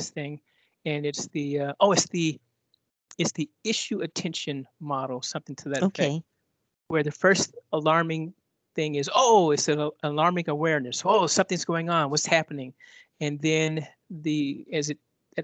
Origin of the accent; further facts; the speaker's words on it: United States; I'm an American